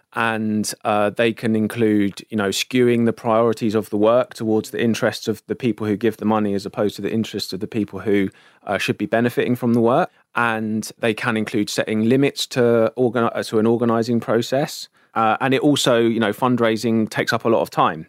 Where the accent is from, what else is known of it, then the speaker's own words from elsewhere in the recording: London, United Kingdom; growing up in South London